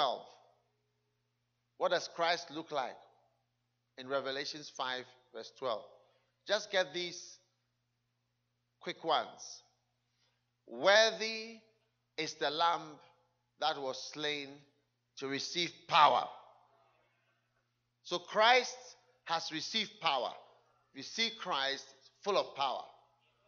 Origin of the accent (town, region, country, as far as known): Ghana; moved away